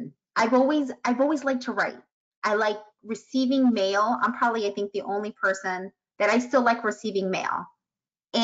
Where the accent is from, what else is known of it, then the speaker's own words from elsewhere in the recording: Chicago, Illinois, United States; I'm from Chicago